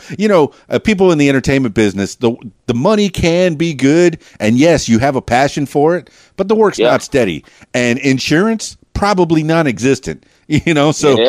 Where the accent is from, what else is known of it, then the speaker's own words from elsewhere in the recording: Miami, Florida, United States; You know, I've lived in Miami, but, you know, born and raised in Miami, really.